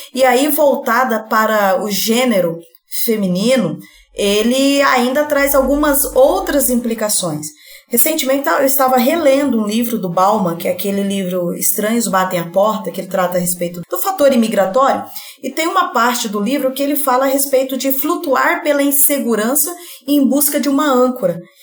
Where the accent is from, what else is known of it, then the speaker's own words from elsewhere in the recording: Colorado do Oeste, Rondônia, Brazil; moved away as an adult; now in Cáceres, Brazil; Eu sou de Rondônia, interior de Rondônia, Colorado do Oeste, e vim aqui residir é, em Cáceres.